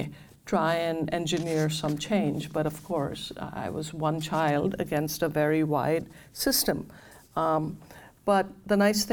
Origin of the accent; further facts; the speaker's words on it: India; I grew up in India